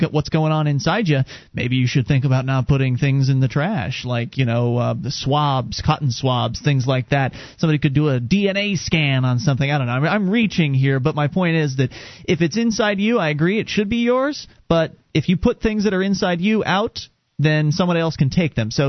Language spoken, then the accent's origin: English; Florida, United States; were born and raised in Florida.